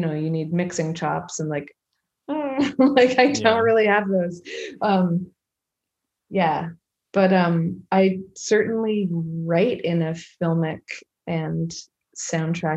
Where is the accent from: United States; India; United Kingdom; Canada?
Canada; Vancouver Island, British Columbia; I'm from Vancouver Island, which is a very wild place